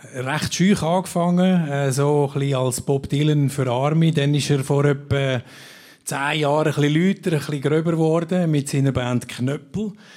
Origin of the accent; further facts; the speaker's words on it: Obwalden, Switzerland; meiner Heimat Obwalden